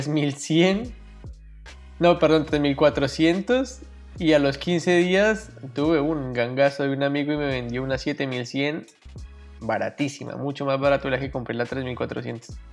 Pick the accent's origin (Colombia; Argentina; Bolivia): Colombia; soy colombiano también como David, tengo 28 años